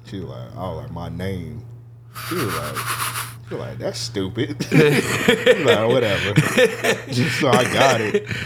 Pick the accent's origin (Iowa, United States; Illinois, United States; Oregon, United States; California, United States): Illinois, United States; Chicago; I'm from Chicago.